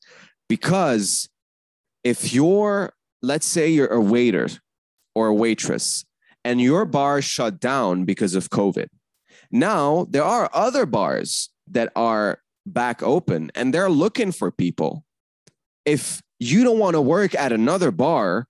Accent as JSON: {"language": "English", "country": "Canada", "also_born_or_lived": "Lebanon / Paris", "said": "me being Canadian"}